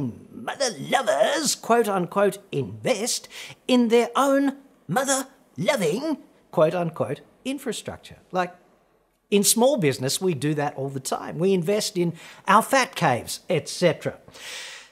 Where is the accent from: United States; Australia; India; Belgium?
Australia; we proud sons and daughters of bread stealers